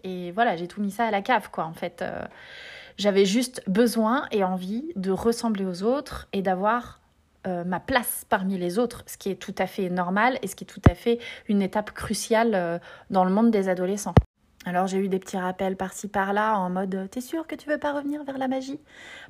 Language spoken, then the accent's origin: French; Nevers, Bourgogne-Franche-Comté, France; Nevers, euh, là où j'ai grandi